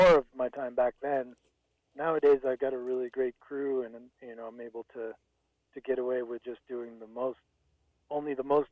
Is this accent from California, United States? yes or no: no; Reno, Nevada, United States; born or raised there; moved away as an adult; also born or lived in New York State / Italy / Amsterdam / Valencia, Spain